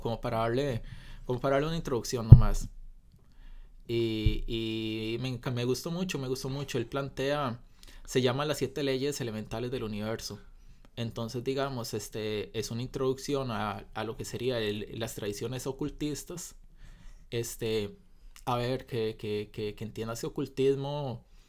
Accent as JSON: {"language": "Spanish", "country": "Costa Rica", "said": "desde mi perspectiva como costarricense promedio"}